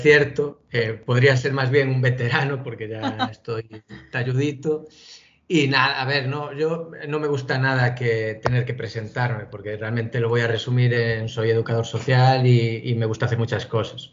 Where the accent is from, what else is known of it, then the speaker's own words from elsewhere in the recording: Galicia, Spain; como buen gallego